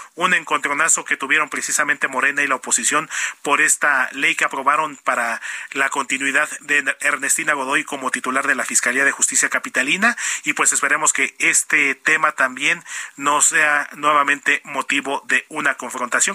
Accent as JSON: {"language": "Spanish", "country": "Mexico", "said": "como sociedad mexicana"}